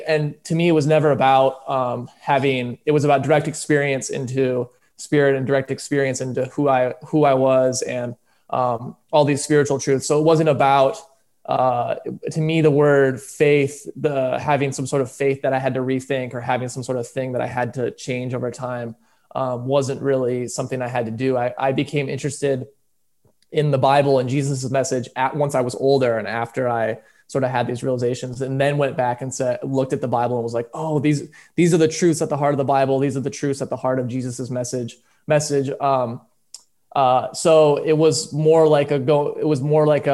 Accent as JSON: {"language": "English", "region": "Michigan", "country": "United States", "also_born_or_lived": "Orange County", "moved": "yes", "said": "I'm from Michigan"}